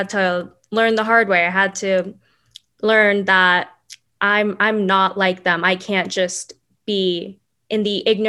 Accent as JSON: {"language": "English", "town": "Dallas", "region": "Texas", "country": "United States", "tie": "born or raised there", "said": "I grew up in Dallas, Texas"}